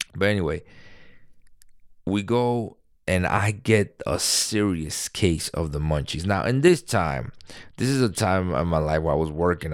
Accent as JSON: {"language": "English", "region": "New York", "country": "United States", "said": "I'm a New Yorker"}